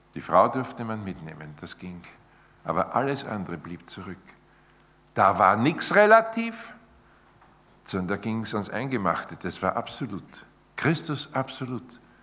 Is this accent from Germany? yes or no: no; Austria; bei uns in Zeit im Bild